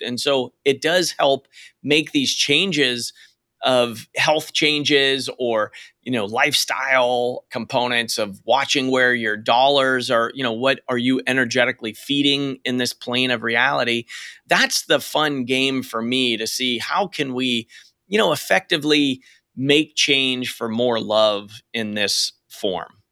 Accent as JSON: {"language": "English", "region": "Western Pennsylvania", "country": "United States", "moved": "yes", "lives_now": "Portland, United States", "said": "I'm from Western Pennsylvania"}